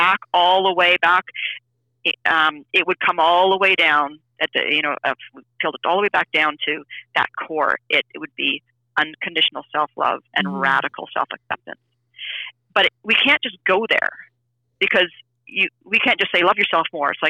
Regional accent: Canada; I'm from Canada.

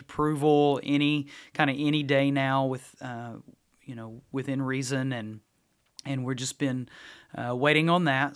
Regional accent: Halls, United States; growing up in Halls, there was a Hunter's, Hunter Brothers Deli

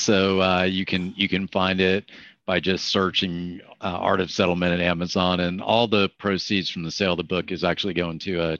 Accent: Florida, United States; for example, in my home state, to say that it is limited just to past medical expenses that Florida Medicaid can recover.

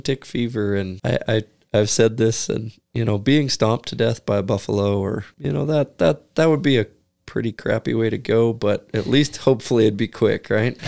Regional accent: United States; As an American

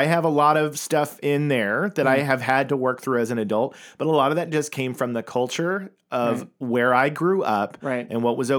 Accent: Tulsa, Oklahoma, United States; I grew up in that world. I grew up in Tulsa, Oklahoma

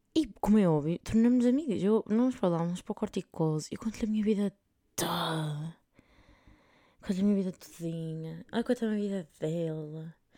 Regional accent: north of Portugal, Portugal; accent: northern Portuguese; moved away as an adult; now in Spain; aí em cima nós abrimos mais as vogais

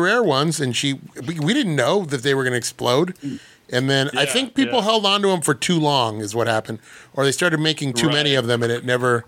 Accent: Whittier, California, United States; I'm from Whittier

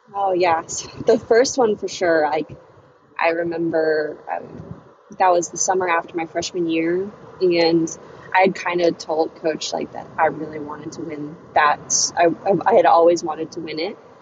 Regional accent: Chesapeake, Virginia, United States; also born or lived in Minnesota; now in Charlottesville, United States; I was born in Minnesota, but I moved to Virginia when I was uh, 10 years old. So I really I've lived in Virginia most of my life, so I I pretty much just say I'm from Virginia

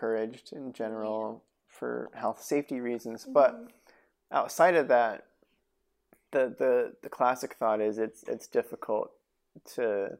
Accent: Reno, Nevada, United States; now in Los Angeles, United States; growing up in Reno

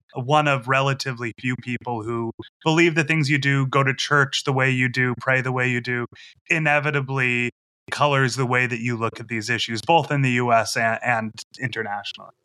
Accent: Massachusetts, United States; moved away; I grew up in Massachusetts

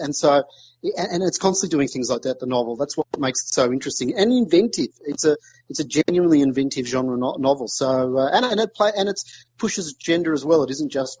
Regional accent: Australia; I'm Australian

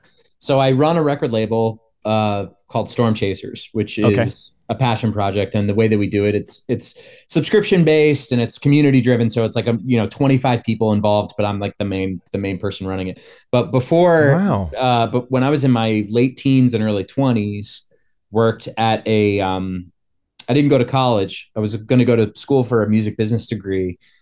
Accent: New Jersey, United States; So I grew up in New Jersey.

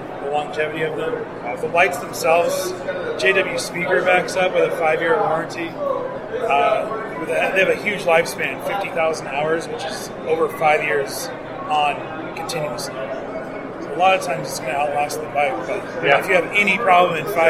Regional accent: Colorado, United States; now in Tracy, United States; I grew up in Colorado

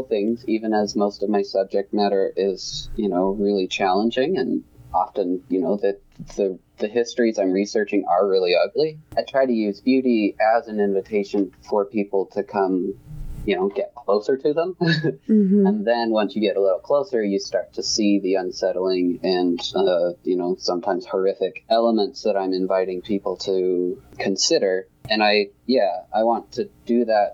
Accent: St. George, Utah, United States; I grew up in the St. George area

